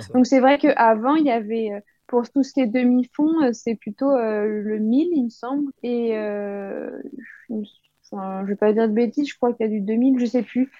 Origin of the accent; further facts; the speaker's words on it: Île-de-France, France; moved away as an adult; also born or lived in United States; j'ai grandi en France, bah, en île de france